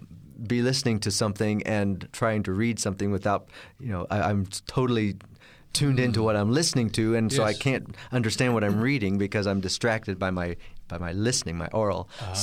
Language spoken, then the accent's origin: English; Kansas City, Missouri, United States; born there; I was born in Kansas City, Missouri, in the Midwest.